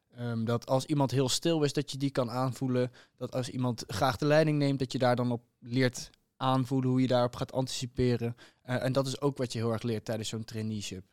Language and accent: Dutch; Huissen, Gelderland, Netherlands; Ik kom uit Huissen, ligt naast Arnhem